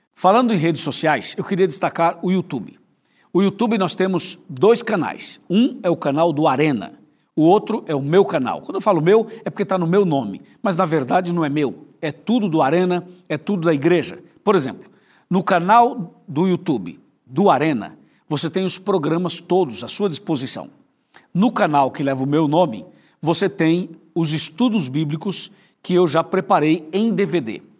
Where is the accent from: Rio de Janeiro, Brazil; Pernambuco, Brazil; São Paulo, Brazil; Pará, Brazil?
São Paulo, Brazil; interior of; a gente é do interior de São Paulo